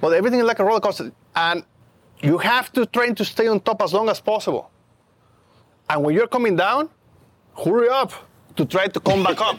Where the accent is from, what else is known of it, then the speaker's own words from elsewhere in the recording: Mexico; English is a second language; moved away as an adult; now in United States; I grew up in Mexico